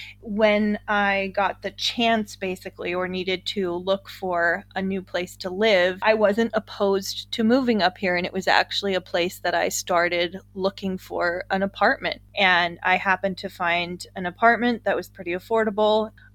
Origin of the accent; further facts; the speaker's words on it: San Francisco Bay Area, California, United States; moved away as an adult; also born or lived in Freiburg, Germany; now in Feldberg, Germany; I'm originally from the San Francisco Bay Area in California, and I currently live in the Hochschwarzwald, or the Black Forest Highlands would be a loose English translation of Germany.